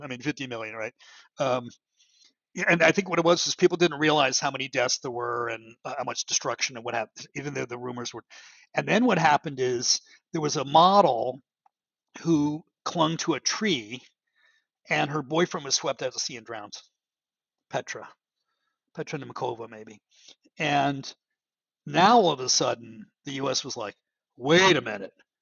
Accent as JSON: {"language": "English", "town": "Baltimore", "region": "Maryland", "country": "United States", "tie": "born or raised there", "said": "I grew up in Baltimore"}